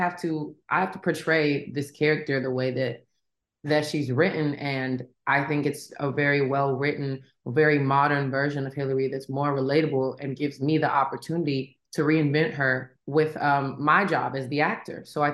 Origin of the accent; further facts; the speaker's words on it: Tennessee, United States; I'm from Tennessee.